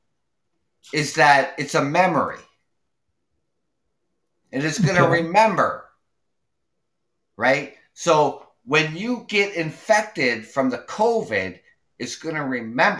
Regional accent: Canada; I'm from Canada

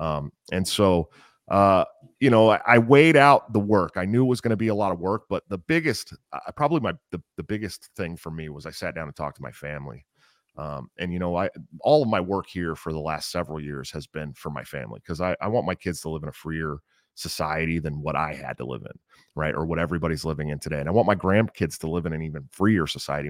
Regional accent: Oakland, California, United States; I grew up in California. Uh, I was one of the East Bay California kids, right outside San Francisco, Oakland, to be more exact

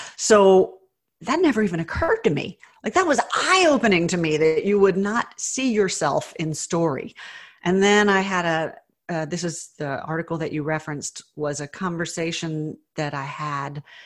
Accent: the South, United States; I was raised in the South

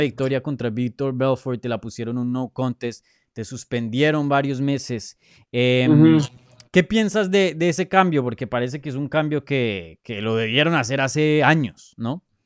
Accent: Colombia; yo soy colombiano

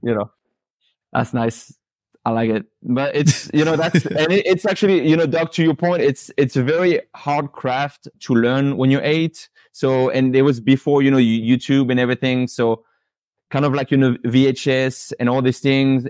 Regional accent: Paris, Île-de-France, France; moved away as an adult; now in Pensacola, United States; born and raised in Paris, lived, you know, in France until I was about twenty

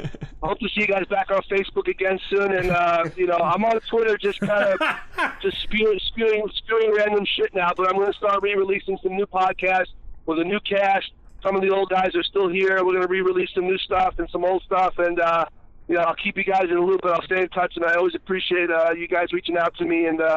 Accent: New Orleans, Louisiana, United States; No, I'm from Louisiana, not L.A.

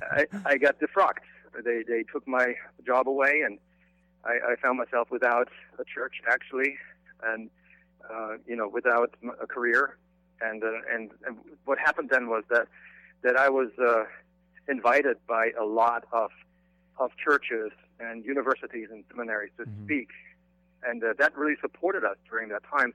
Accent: Germany; moved away; I grew up in Germany

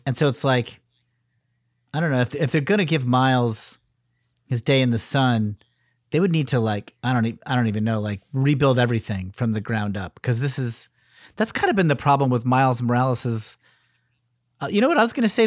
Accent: Connecticut, United States; also born or lived in Cleveland, Ohio; I'm from Connecticut.

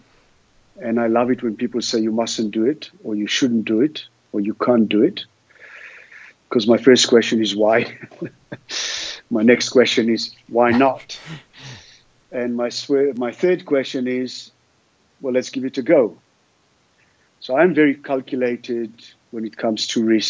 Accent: Sea of Galilee, Northern District, Israel; now in Cape Town, South Africa; I grew up in the Sea of Galilee, below sea level, in a very hot environment.

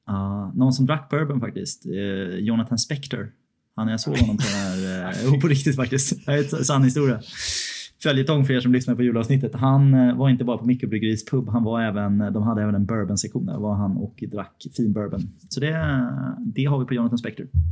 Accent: Sweden; som svensk

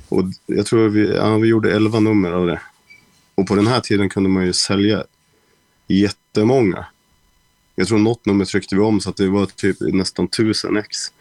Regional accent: Västerås, Västmanland, Sweden; Jag är från Västerås

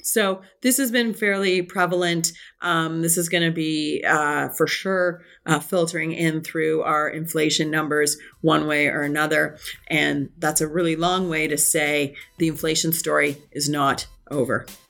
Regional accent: Canada

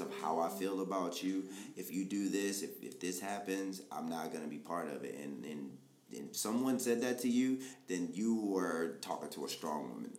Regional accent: Baltimore, Maryland, United States; I'm from Baltimore

